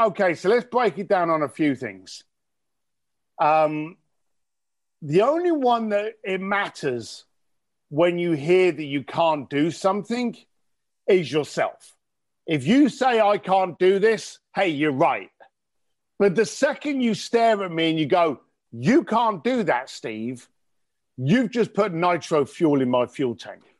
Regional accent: London, United Kingdom; I'm an Irish, I'm an Irish guy from East London

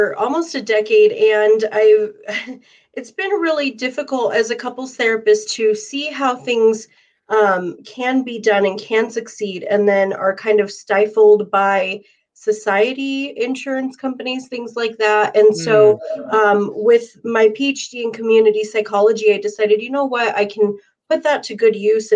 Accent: Arizona, United States; my hometown in Arizona

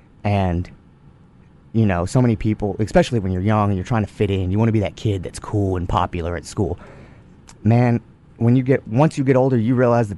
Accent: Goldthwaite, Texas, United States; It's just, it's a small town in Texas.

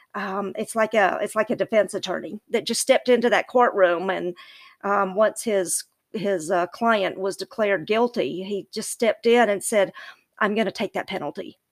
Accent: the South, United States; I'm from the South and I, I'm not gonna talk slow like my people from the South, I talk fast

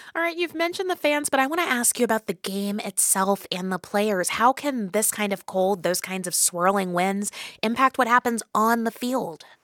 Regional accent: Midwest, United States; I'm a Midwesterner

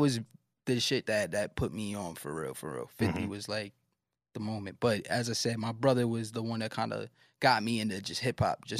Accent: Brooklyn, New York, United States; Yeah, but I mean, Nano's, that's like the place that I'm born.

